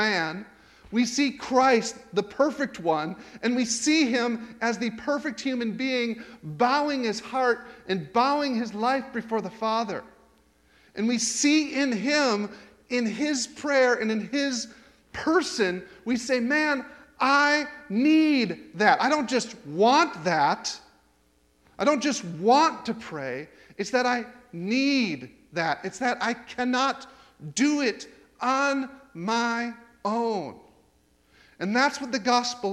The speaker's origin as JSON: {"language": "English", "country": "United States", "moved": "yes", "said": "I'm an American"}